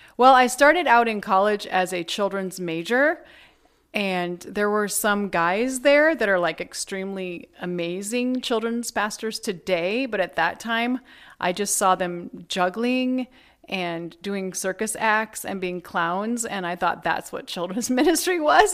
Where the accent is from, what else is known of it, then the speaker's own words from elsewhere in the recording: Shelby, Iowa, United States; I grew up in Shelby, Iowa, which is a small town in the middle of the Midwest